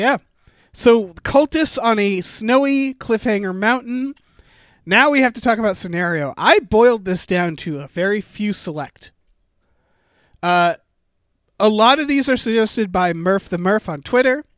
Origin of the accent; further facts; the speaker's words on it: Massachusetts, United States; Massachusetts, my home state.